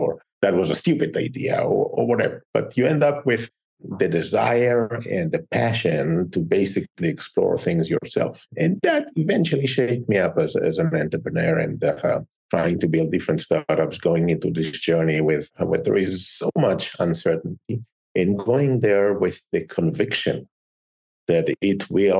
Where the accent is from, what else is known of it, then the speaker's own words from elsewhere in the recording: Israel; English is a second language; And generic is Israel is in a tough neighborhood, right? And when you are in a tough neighborhood, you grew up tough.